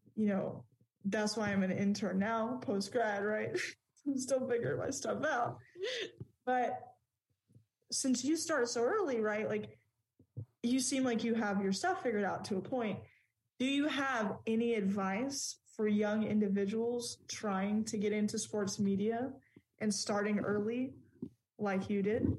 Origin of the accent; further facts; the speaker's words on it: Texas, United States; As a Texan